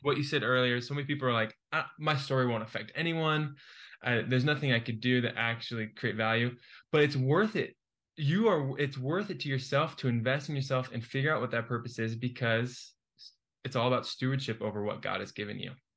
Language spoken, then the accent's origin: English; Keller, Texas, United States; I'm from a city called Keller